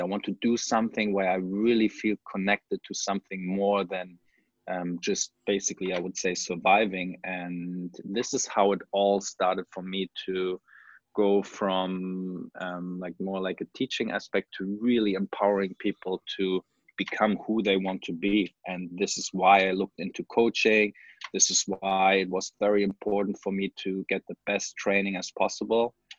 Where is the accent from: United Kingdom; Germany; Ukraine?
Germany; moved away as an adult; also born or lived in Hawaii / Sintra; after I finished high school in Germany, I went to college in Hawaii